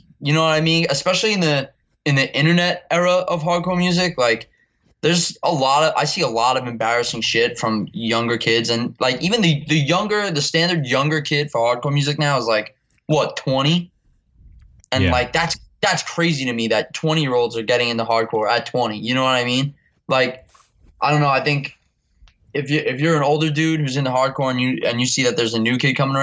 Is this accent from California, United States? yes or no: no; New York City, New York, United States; I'm from Staten Island, but I basically grew up going to all the shows in New York City and Brooklyn